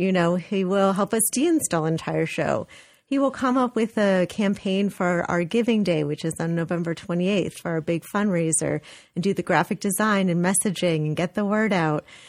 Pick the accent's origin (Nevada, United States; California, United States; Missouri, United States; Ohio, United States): California, United States; Los Angeles; moved away as an adult; now in New Haven, United States; I'm actually from California, so I was born and raised in Los Angeles.